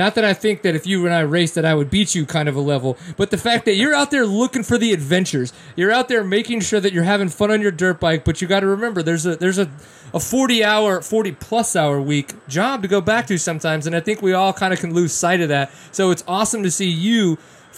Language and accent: English; Louisiana, United States; now in Texas, United States; growing up in Louisiana, living in Texas now